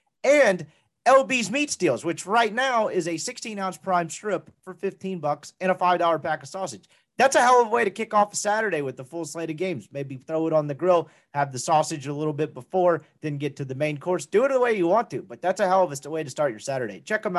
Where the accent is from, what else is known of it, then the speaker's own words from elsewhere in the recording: Mississippi, United States; now in Dallas, United States; I'm from Mississippi kid.